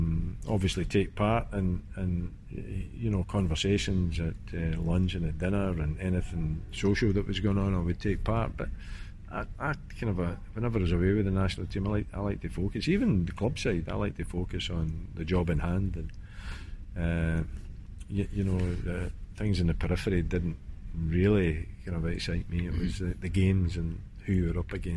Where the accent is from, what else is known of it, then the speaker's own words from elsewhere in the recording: Scotland, United Kingdom; being Scottish